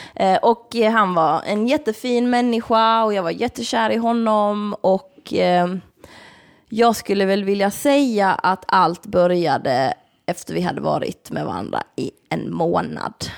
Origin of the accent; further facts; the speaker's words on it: Malmö, Skåne, Sweden; moved away; jag var hemma i Malmö